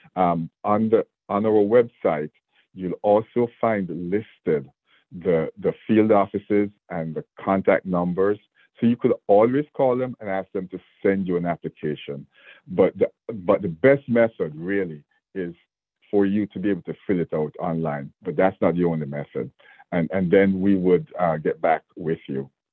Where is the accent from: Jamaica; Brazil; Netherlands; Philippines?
Jamaica; moved away as an adult; now in Georgia, United States; I have an accent, and I was born in Jamaica, so I came here as a as a young man